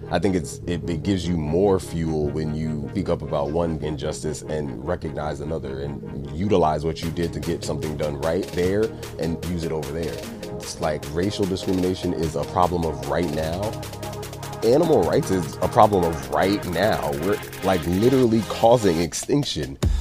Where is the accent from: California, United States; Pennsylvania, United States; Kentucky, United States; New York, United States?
New York, United States; New York City; now in Venice, United States; I'm from New York. Chopped cheese, bacon, egg, and cheese, all that. That's what that's what I grew up on